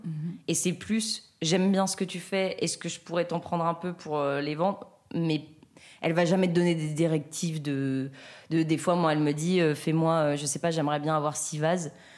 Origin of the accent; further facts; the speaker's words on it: between Lyon and Grenoble, Auvergne-Rhône-Alpes, France; now in Paris, France; je viens de entre Lyon et Grenoble, un petit village dans lequel j'ai grandi